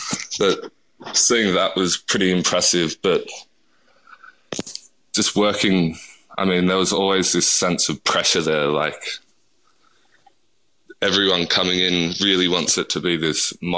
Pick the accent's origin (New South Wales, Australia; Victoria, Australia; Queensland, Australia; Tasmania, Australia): New South Wales, Australia; Like, I grew up in the Southern Highlands, and it's not very multicultural there. Well, especially when I grew up there, so...